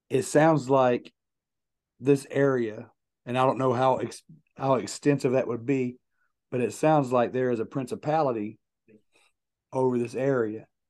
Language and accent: English; Logan, West Virginia, United States; my hometown of Logan, West Virginia